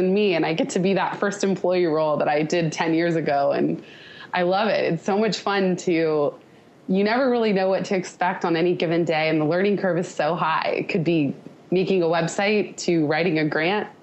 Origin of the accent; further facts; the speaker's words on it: Palo Alto, California, United States; in my hometown. My mom happened to live in Palo Alto